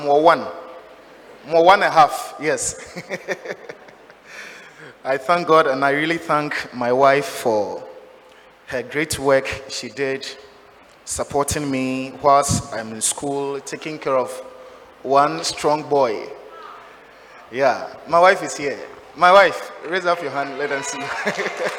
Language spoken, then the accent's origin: English; Sudi Circuit, Cape Coast Diocese, Central Region, Ghana; I'm from Sudi Circuit